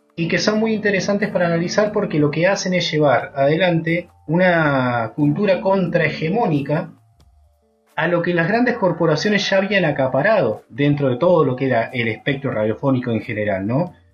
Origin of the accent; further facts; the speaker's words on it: San Martín de los Andes, Neuquén, Argentina; cuando yo era pibe, en mi adolescencia, en San Martín, en San Martín de los Andes